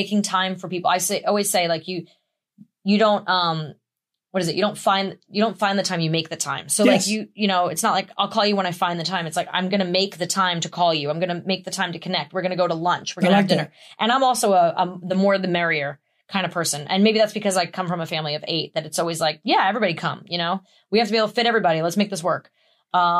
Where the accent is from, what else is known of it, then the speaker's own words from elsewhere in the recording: New York, United States; being a New Yorker